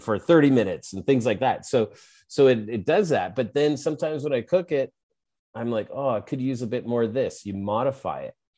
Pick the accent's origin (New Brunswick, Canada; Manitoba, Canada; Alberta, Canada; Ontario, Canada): Alberta, Canada; Edmonton; I'm from Edmonton